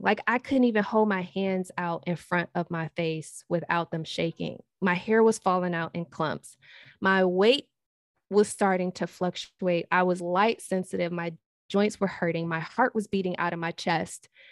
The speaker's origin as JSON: {"language": "English", "town": "Detroit", "region": "Michigan", "country": "United States", "moved": "yes", "lives_now": "Hanover, United States", "said": "I'm originally from Detroit, but I currently live in Hanover, Maryland."}